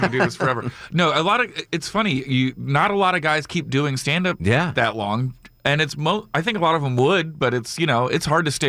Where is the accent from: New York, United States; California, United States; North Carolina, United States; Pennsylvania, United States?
Pennsylvania, United States; Philadelphia; I'm from Philly, so that's my crew.